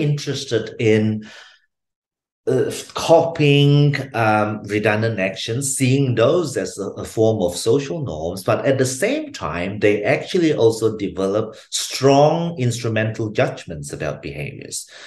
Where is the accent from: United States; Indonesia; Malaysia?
Malaysia; moved away as an adult; now in Brisbane, Australia; I was originally from Malaysia. I came to Brisbane, Australia, to um, to uh, study psychology as an undergrad student